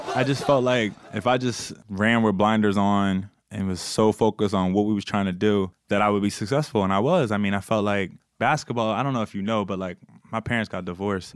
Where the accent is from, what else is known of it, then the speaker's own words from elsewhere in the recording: Bear, Delaware, United States; I was from Bear and both my parents was police officers. I grew up kind of a only child